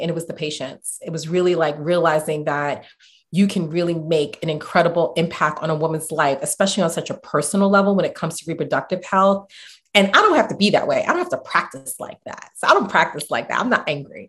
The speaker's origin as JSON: {"language": "English", "town": "New York City", "region": "New York", "country": "United States", "tie": "born or raised there", "also_born_or_lived": "Boston", "said": "growing up in the Bronx, um, growing up in the Marble Hill area, Marble Hill housing projects"}